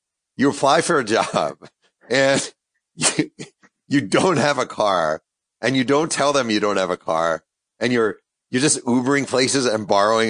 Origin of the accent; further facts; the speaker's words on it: New York, United States; I'm from New York